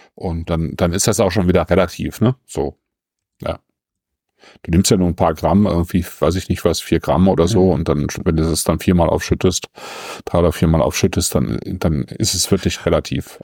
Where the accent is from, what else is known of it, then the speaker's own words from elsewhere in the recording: Germany; bei uns in Deutschland